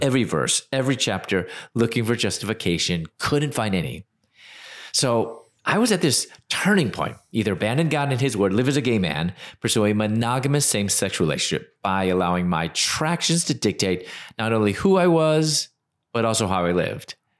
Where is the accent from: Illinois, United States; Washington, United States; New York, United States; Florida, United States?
Illinois, United States; Chicago; moved away as an adult; also born or lived in Louisville, Kentucky / Atlanta, Georgia; I'm originally from Chicago